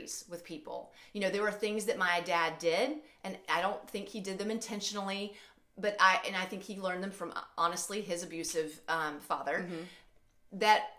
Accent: Alabama, United States; moved away as an adult; also born or lived in St. Louis area; now in St. Louis, United States; I'm originally from Alabama, but I live in the St. Louis area

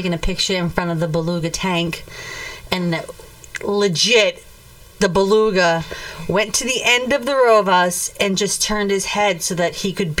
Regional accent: Massachusetts, United States; Just because we're from Massachusetts does not mean everyone's from Massachusetts.

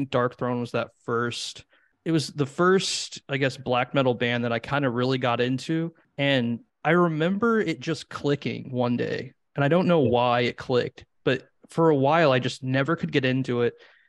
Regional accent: Midwest, United States; growing up in the Midwest

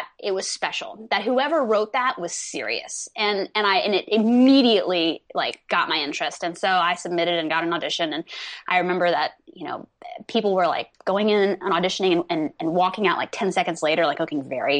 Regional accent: Texas, United States; accent: Texan; moved away as an adult; now in Los Angeles, United States; I grew up in Texas

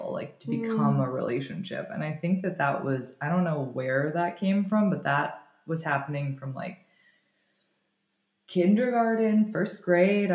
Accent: Florida, United States; also born or lived in New York; I was mostly growing up in Florida, and I would go to New York for the summertime

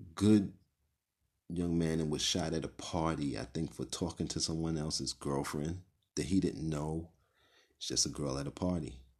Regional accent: New York City, New York, United States; I grew up in Brownsville, Brooklyn

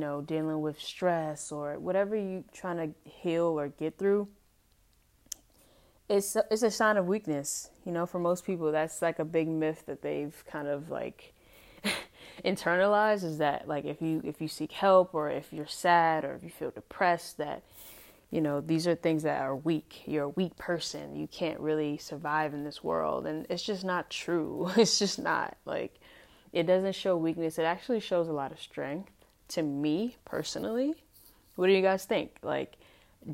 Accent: United States; as an adult growing up in America and obviously being Black, being African-American

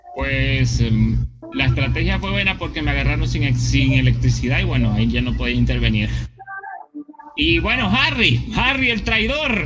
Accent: Venezuela; aquí se nota que somos venezolanos

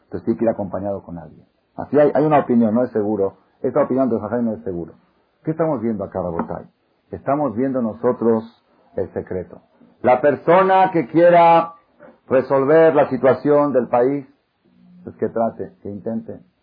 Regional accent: Israel; moved away; yo soy israelí

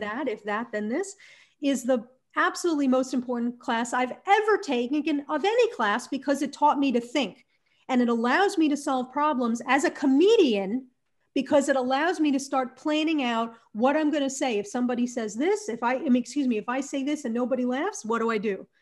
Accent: New Jersey, United States; moved away as an adult; also born or lived in Arizona; I grew up in New Jersey

